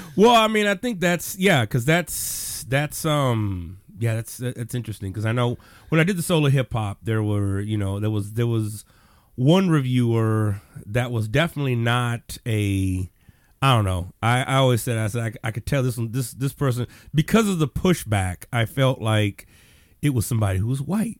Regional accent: Texas, United States; I was born in Texas.

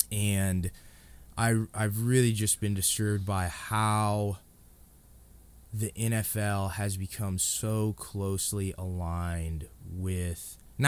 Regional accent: Indiana, United States; and that's because, you know, I grew up in Indiana when they were, you know, Peyton Manning, Marvin Harrison, Reggie James, Reggie Wayne.

